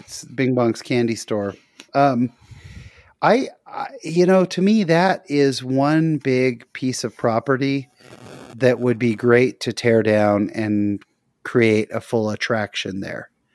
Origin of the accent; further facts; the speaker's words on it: Bay Area, California, United States; I grew up in the Bay Area, so Santa Cruz was about forty minutes from my house